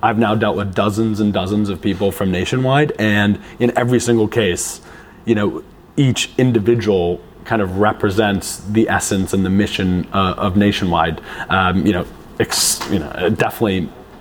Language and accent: English; United States; being American